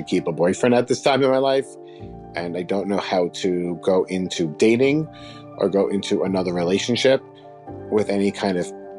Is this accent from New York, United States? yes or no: yes; New York, United States